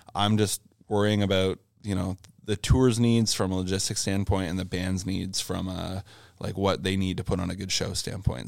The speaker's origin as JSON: {"language": "English", "town": "Brockville", "region": "Ontario", "country": "Canada", "tie": "born or raised there", "said": "I grew up in Brockville, Ontario, which is in between Kingston and Ottawa pretty much"}